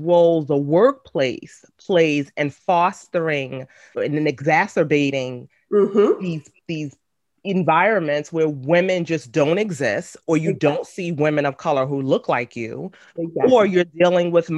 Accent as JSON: {"language": "English", "town": "New York City", "region": "New York", "country": "United States", "said": "I was from Brooklyn"}